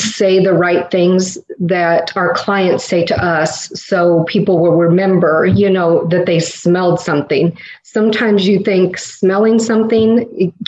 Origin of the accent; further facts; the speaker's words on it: Indiana, United States; now in Florida, United States; We're from Indiana, transported to Florida